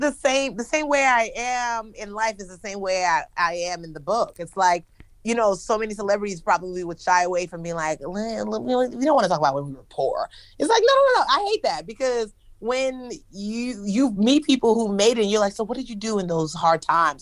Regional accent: Nigeria; moved away; also born or lived in United States; I'm Nigerian

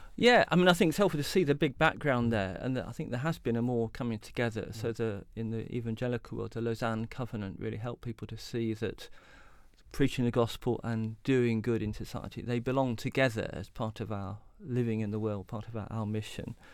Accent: Derby, East Midlands, United Kingdom; also born or lived in Southampton; I was a teenager growing up in Derby in the East Midlands

